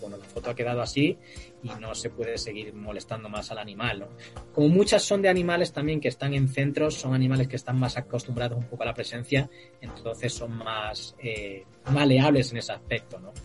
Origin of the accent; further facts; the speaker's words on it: Cáceres, Extremadura, Spain; also born or lived in Santiago de Alcántara; Del oeste, es una ciudad que se llama Cáceres